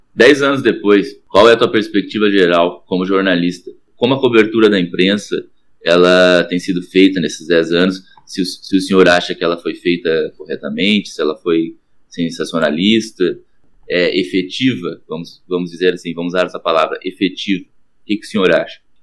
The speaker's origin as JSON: {"language": "Portuguese", "town": "Guaíba", "region": "Rio Grande do Sul", "country": "Brazil", "said": "Eu sou de Guaíba"}